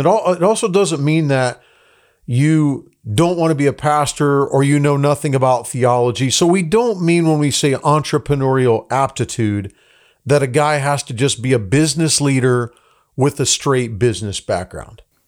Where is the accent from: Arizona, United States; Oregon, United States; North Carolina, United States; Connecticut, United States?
Arizona, United States; Tucson; moved away as an adult; also born or lived in Los Angeles, California; I grew up in Tucson, Arizona. So my, my, uh, family was from Los Angeles, but my dad was in ministry. So we ended up when I was twelve years old in Tucson, Arizona